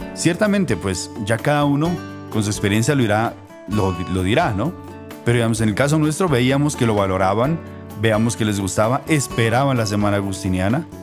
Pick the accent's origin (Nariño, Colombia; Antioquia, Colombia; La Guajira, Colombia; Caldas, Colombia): Nariño, Colombia; El Tambo; moved away as an adult; also born or lived in Boyacá; now in Rome, Italy; yo soy de Nariño, yo soy de, de, del tambo Nariño